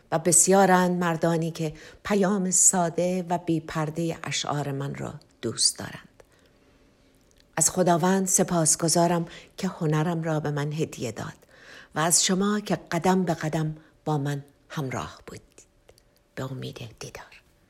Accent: Tehran, Tehran Province, Iran; moved away as an adult; در منطقه داودیه تهران به دنیا آمدم و زندگی کردم.

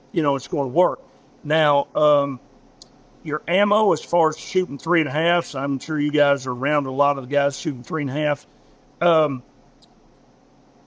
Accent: Arkansas, United States; I'm from Arkansas

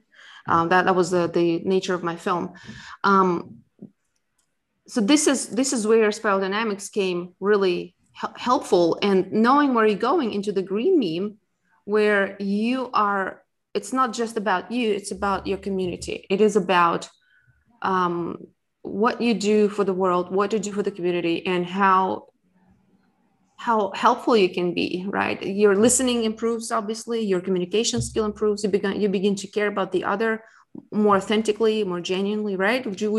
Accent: Russia; moved away as an adult; now in United States; where I came from Russia, where it was after the Soviet Union broke, and then coming to America

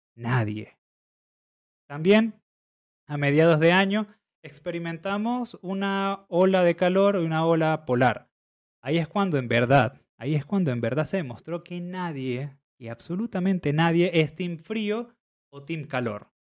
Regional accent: Venezuela; siendo venezolanos

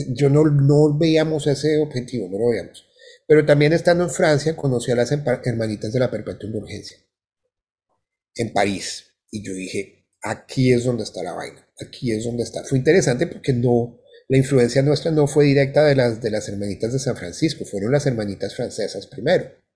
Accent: Colombia; moved away as an adult; also born or lived in Bogotá; now in Florida, United States

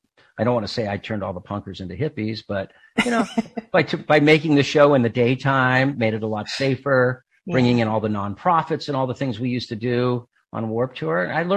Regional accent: Claremont, California, United States; I grew up in Southern California. I grew up out in Claremont, California. So it was kind of a weird town. It was like this educational town with the Claremont colleges.

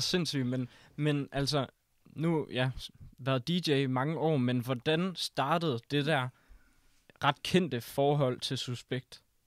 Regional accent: Risskov, Central Denmark Region, Denmark; jeg kommer fra Rigsgaard

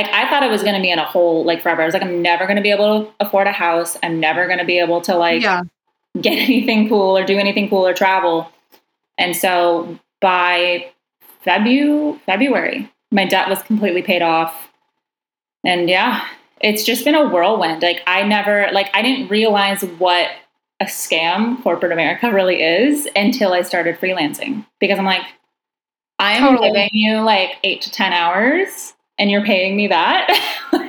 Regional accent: California, United States; moved away as an adult; also born or lived in Toronto; I was moving back and forth from Toronto to California because I'm from California

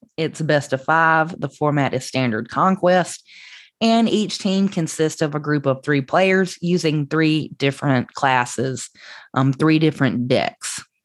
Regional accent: Southern United States, United States; accent: Southern; the Southern accent that I have

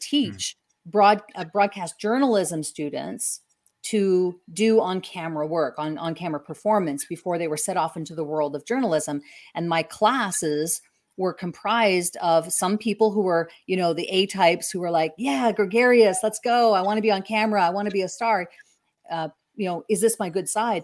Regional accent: Canada; I'm from Canada

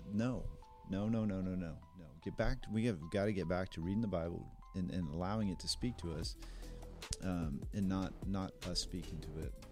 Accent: United States; as especially as American Christians

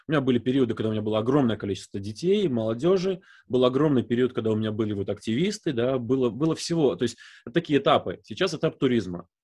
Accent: Visaginas, Utena County, Lithuania; accent: Baltic; first language Russian; also born or lived in Novovoronezh, Russia; меня привезли в 87 году, мне было 4 годика. Мы приехали из Нововоронежа

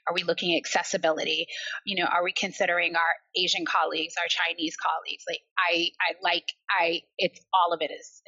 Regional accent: Barbados; accent: American; also born or lived in Liverpool, England / United States; So despite having an American accent, I was actually born in Liverpool. I was born in Toxteth. I was raised in Barbados and I was raised in the US and I've been back home in Liverpool for the last 10 years now.

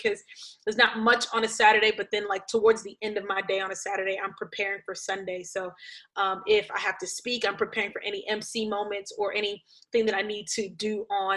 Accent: Brooklyn, New York, United States; moved away as an adult; now in Miami, United States; I grew up in church in Brooklyn

